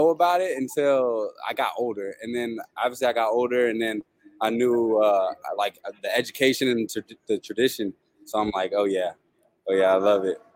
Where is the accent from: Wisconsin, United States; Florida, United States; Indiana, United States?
Florida, United States; North Fort Myers; It was good. It was good. Raised by my mom and my two sisters.